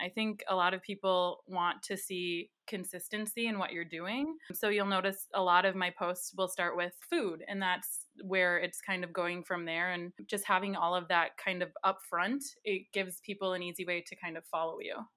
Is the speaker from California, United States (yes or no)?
no; Wisconsin, United States; I'm from Wisconsin